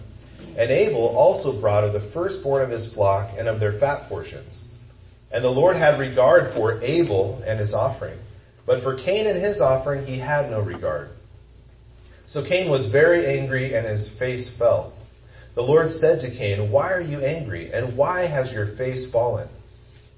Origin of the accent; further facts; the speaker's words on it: Kansas, United States; I'm from Kansas